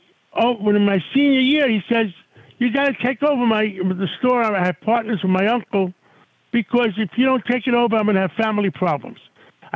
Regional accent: New York City, New York, United States; I grew up in Harlem on 135th Street

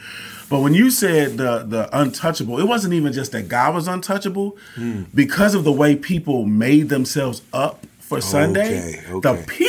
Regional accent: Chicago, Illinois, United States; I grew up in Ebenezer Missionary Baptist Church right here in Bronzeville on 45th and Vincennes.

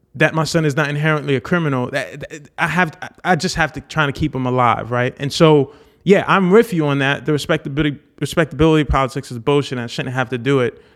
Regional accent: Haiti; moved away; I was born in Haiti.

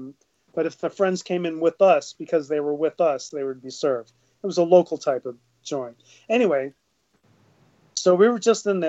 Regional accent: New York City, New York, United States; growing up on the Lower East Side

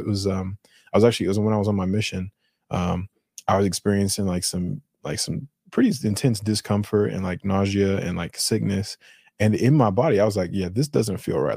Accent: Colorado, United States; my Colorado talking

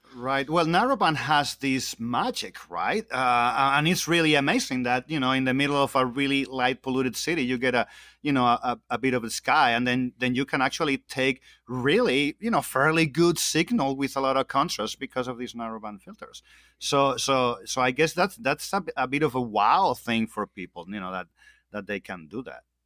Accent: Spain; moved away; I'm originally from Spain

